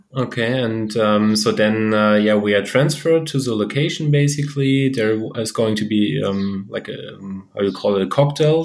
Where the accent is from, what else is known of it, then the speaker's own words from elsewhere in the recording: Lemgo, North Rhine-Westphalia, Germany; moved away; also born or lived in Stuttgart; my hometown, Lemgo